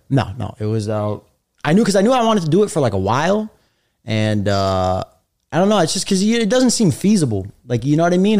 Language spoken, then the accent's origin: English; New York City, New York, United States; I was born and raised in Brooklyn, but my parents are from uh, Algeria, Egypt.